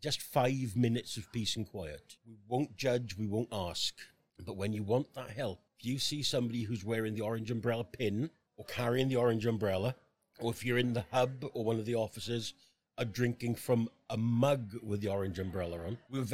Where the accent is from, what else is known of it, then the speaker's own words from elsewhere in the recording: Merthyr Tydfil, Wales, United Kingdom; moved away as an adult; also born or lived in Brinnington, Stockport; now in Stockport, United Kingdom; I'm from Merthyr Tydfil in South Wales.